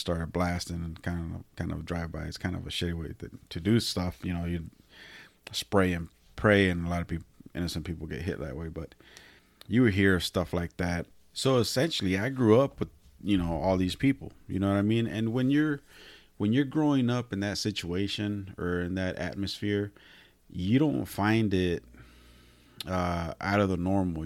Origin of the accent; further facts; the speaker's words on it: Salinas, California, United States; I was born and raised in Salinas